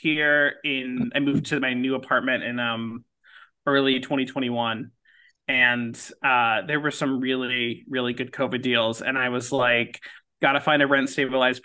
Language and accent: English; Beverly Hills, California, United States; moved away as an adult; also born or lived in Los Angeles; now in New York City, United States; I grew up in Beverly Hills